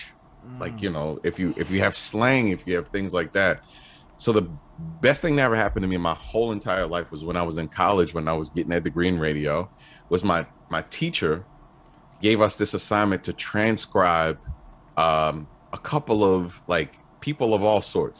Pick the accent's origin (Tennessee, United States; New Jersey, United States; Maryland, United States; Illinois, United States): Maryland, United States; Baltimore; I'm from Baltimore, I grew up with a lot of people